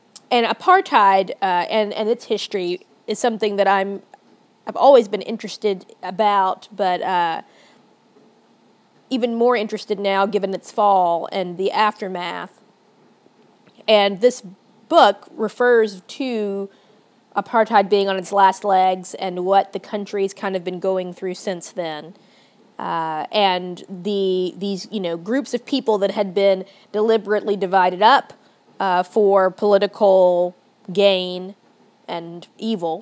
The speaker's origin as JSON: {"language": "English", "region": "the South", "country": "United States", "tie": "born or raised there", "said": "growing up in the South"}